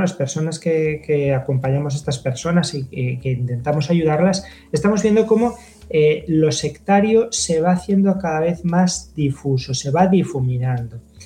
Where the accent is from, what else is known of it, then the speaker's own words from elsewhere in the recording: Zamora, Castile and León, Spain; soy natural de Zamora